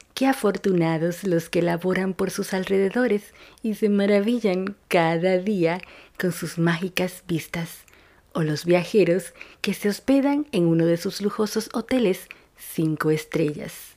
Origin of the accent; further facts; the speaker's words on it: Dominican Republic; also born or lived in New York; now in Argentina; una dominicana en Argentina